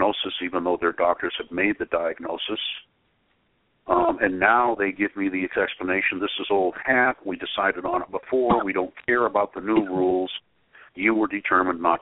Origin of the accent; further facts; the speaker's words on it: Portland, Maine, United States; I was born and raised in the Northeast, in Portland, Maine, was where I was born.